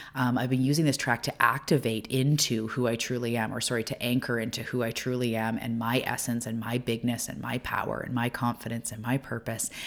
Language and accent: English; Canada; also born or lived in Vancouver Island; I'm a Canadian